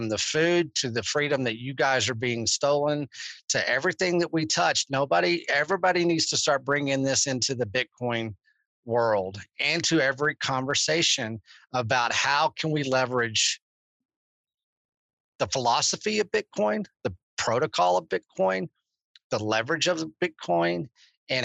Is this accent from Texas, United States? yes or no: yes; Texas, United States; I'm freaking Texan